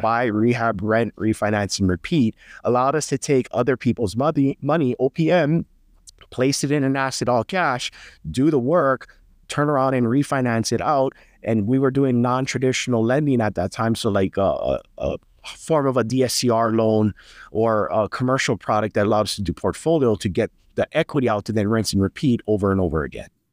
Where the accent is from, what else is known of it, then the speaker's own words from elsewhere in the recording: Hawaii, United States; I'm from Hawaii, so, you know, it's very high cost of living